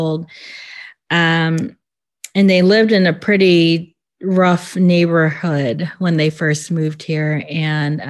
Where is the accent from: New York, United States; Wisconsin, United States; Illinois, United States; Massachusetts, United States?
Illinois, United States; also born or lived in LaGrange Park, Illinois; I grew up in Illinois. I grew up in Burrage, actually